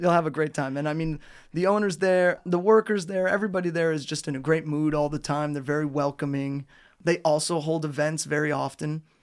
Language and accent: English; United States; moved away as an adult; now in Trnava, Slovakia; My hometown in America doesn't have a pedestrian center or a square in the middle of the town.